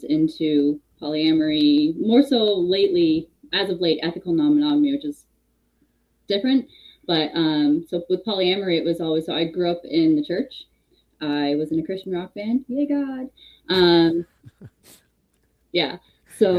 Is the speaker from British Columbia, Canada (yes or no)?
no; Hamilton, Ontario, Canada; also born or lived in Toronto; I'm born and raised Hamilton, Ontario